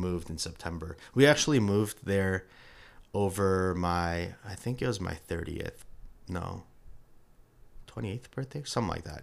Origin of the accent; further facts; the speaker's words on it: New York, United States; moved away as an adult; now in Atlanta, United States; was born and raised in New York